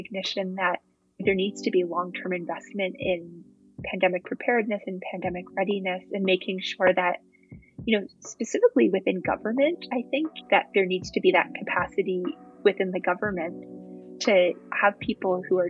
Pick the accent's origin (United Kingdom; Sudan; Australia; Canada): Canada; Toronto, Ontario; I'm from Toronto